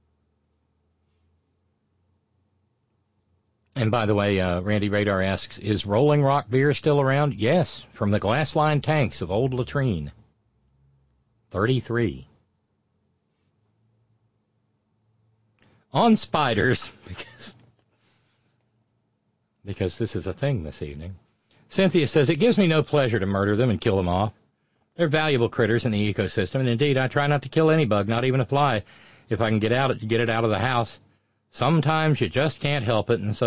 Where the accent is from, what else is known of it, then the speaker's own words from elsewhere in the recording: Baltimore, Maryland, United States; moved away; also born or lived in Alabama; I grew up in Balmer